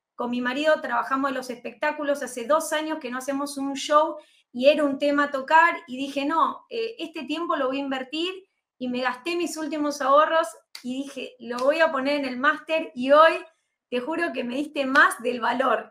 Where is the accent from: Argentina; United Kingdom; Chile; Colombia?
Argentina; soy argentina, como bien decías, nací aquí en este país